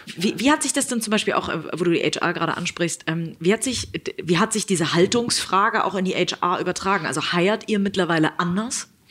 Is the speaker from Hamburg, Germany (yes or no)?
yes; Hamburg, Germany; ich werde diesen Weg äh, als Hamburgerin natürlich weiter verfolgen